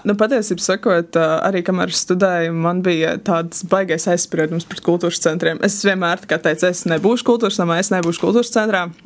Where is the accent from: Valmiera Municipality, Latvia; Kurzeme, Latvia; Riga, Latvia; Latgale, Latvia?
Valmiera Municipality, Latvia; Valmiera; es esmu no Valmieras, braukāju uz Smilteni